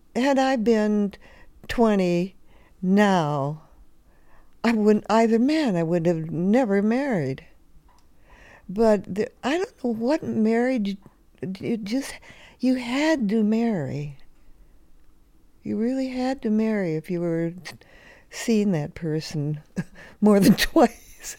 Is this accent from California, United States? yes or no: yes; Los Angeles, California, United States; now in Vermont, United States; I grew up in the Depression in Hollywood, California.